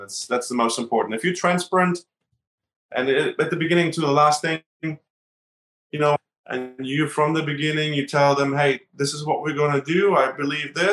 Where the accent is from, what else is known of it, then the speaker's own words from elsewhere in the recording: Berlin, Germany; now in United States; I grew up in Berlin and Germany, and I grew up in a high riser